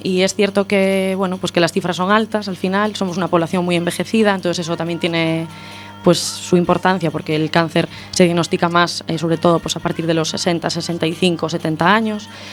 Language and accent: Spanish; Santiago de Compostela, Galicia, Spain; moved away as an adult; now in A Coruña, Spain; yo soy de Santiago